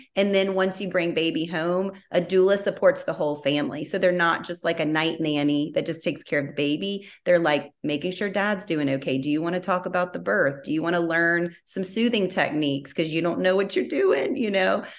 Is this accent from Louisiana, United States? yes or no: yes; Baton Rouge, Louisiana, United States; moved away as an adult; now in Austin, United States; I am from Baton Rouge, born and raised. So I, I was there until I got engaged in 2012.